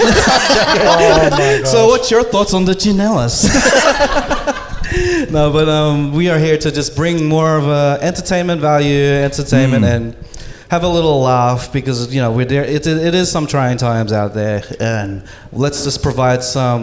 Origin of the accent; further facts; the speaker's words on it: Australia; as Filipino Australian